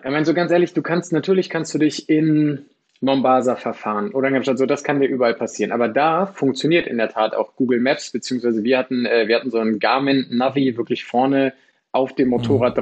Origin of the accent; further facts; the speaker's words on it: Lower Saxony, Germany; also born or lived in Australia; Ich komme aus dem, äh, aus dem schönen Niedersachsen